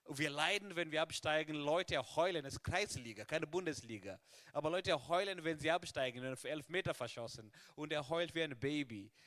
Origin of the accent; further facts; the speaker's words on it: Kenya; now in Germany; in meinem Heimatland Kenia